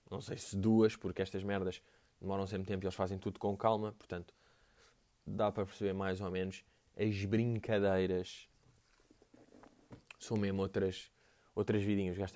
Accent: Portugal; Um, tipo, eu vim de Portugal para ver isso aí.

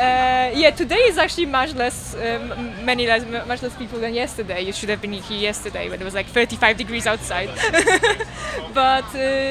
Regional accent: Poland; moved away as an adult; now in Taipei, Taiwan; from the Polish office in Taipei. I'm obviously from Poland.

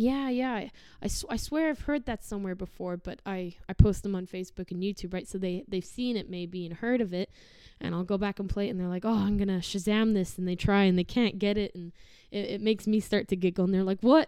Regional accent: Sherwood Park, Alberta, Canada; also born or lived in Chard, Somerset, England; I was born in England, uh, in Somerset Chard. I lived there till I was about seven, and then I moved here, and I've not really been anywhere since. So Sherwood Park's kind of my little nest.

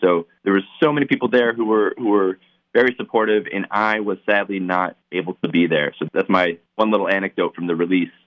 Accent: Lewisburg, Pennsylvania, United States; we're both from Lewisburg, Pennsylvania

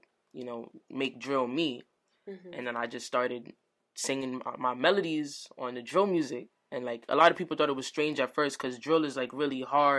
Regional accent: New York City, New York, United States; Growing up in the Bronx was challenging, I would say. It's a gritty place

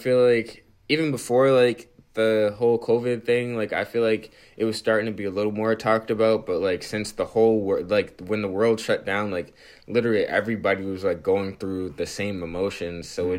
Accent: Dorchester, Massachusetts, United States; also born or lived in Roxbury; I'm from Dorchester.

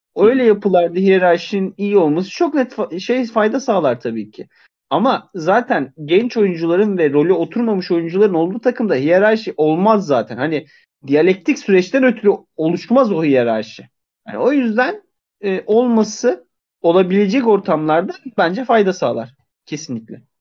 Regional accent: Zonguldak, Turkey; moved away

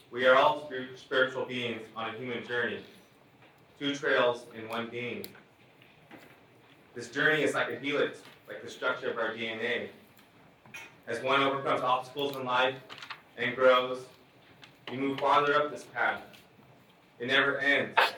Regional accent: Hoopa Valley Indian Reservation, Northern California, United States; I was born and raised on Hoopa Valley Indian Reservation in Northern California. My tribes, the Hoopa, Natenakwe, the Yura, Pulikla, and the Kadu Ara are a beautiful people from a beautiful place on this earth.

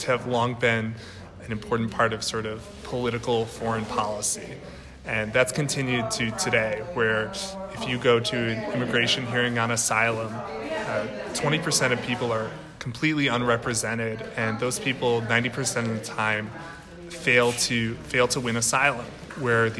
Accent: Canandaigua, New York, United States; moved away as an adult; also born or lived in Nicaragua / Brazil; now in Goiânia, Brazil; I'm from Canandaigua originally

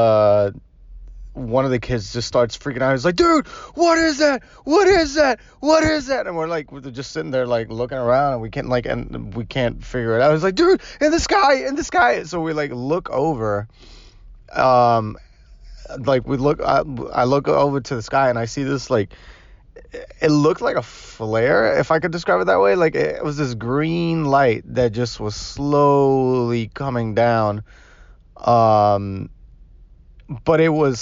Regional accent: Puerto Rico; now in Miami, United States; I was born and raised in Puerto Rico

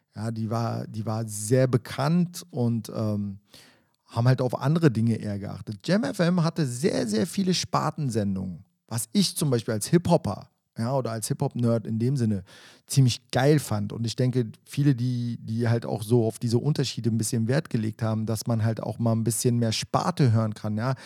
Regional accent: Berlin, Germany; mit dem bin ich ja teilweise im Wedding auch groß geworden

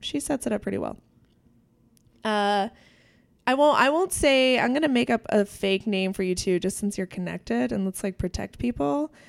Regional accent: New York, United States; I'm from New York. So walking into an apartment that size completely baffled me.

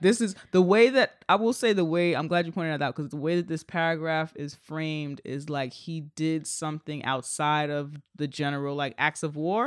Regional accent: United States; I'm an American

